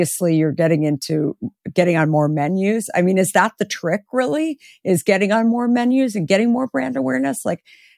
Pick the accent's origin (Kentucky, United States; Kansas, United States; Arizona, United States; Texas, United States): Arizona, United States; I grew up in Arizona.